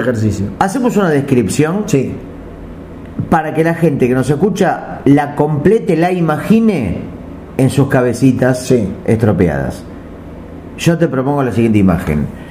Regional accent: Argentina; Los argentinos

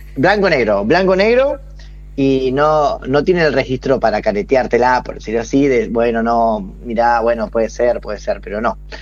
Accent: Toay, La Pampa, Argentina; yo soy de Toay, soy de Toay

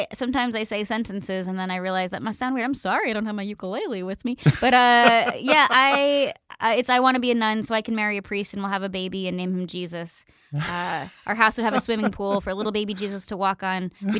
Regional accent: Pennsylvania, United States; I thought about going, but we had really good public schools where I grew up in Pennsylvania.

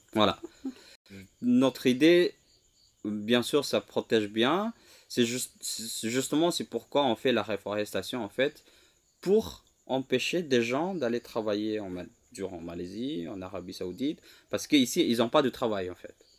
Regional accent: Lombok, West Nusa Tenggara, Indonesia; French is a second language; moved away as an adult; also born or lived in Java; Je suis rentré sur ma terre natale en 2021

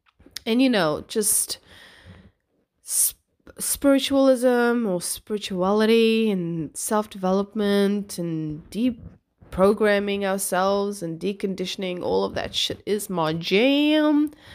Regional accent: Cape Town, Western Cape, South Africa; moved away as an adult; also born or lived in New Zealand; I'm originally from Cape Town, South Africa. Moved here when I was 19, I think. Well, moved to New Zealand, I should say, when I was 19. Lived there for 5 years, and here I am. So, yeah, my accent's a bit scrambled

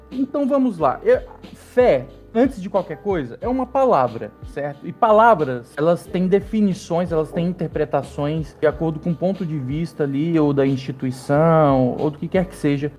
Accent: interior of Pará, Brazil; Eu sou do interior do Pará, é, cresci num berço evangélico

